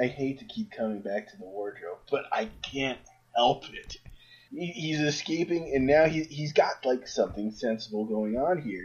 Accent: New York City, New York, United States; I grew up in Queens

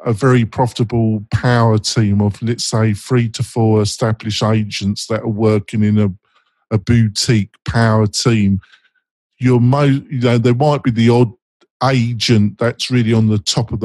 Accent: England, United Kingdom; I'm English

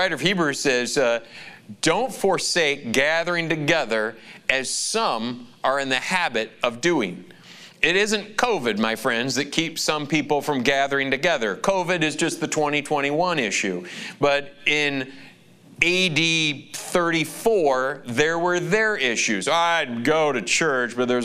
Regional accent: Lansing, Michigan, United States; Lansing, Michigan, my hometown

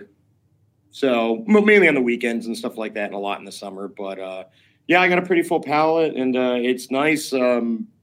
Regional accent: Schenectady, New York, United States; also born or lived in Potsdam, New York / Oneonta, New York; I was born in Schenectady, New York in 1975

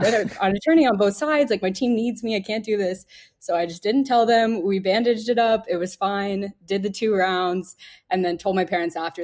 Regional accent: Texas, United States; moved away; I'm from Texas

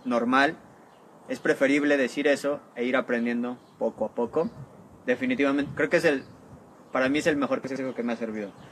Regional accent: Mexico; first language Spanish; moved away as an adult; now in Poland; soy mexicano, por lo tanto soy nativo de español

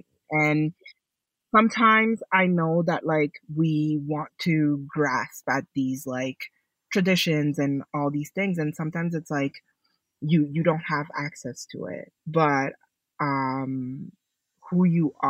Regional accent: DR Congo; born there; I was born in Congo, so a lot of the things that, like, I know and, like, and a lot of the things that I use are also things that I've, like, experienced

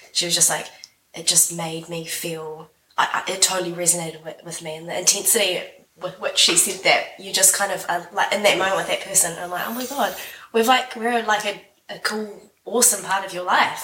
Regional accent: Wellington, New Zealand; I am from Wellington, New Zealand, as you can hear from my voice here.

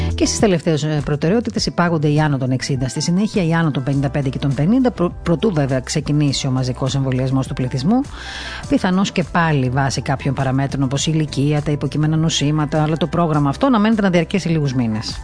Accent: Crete, Greece; Εγώ προσωπικά δεν κατάγομαι από εκεί, από την Κρήτη κατάγομαι

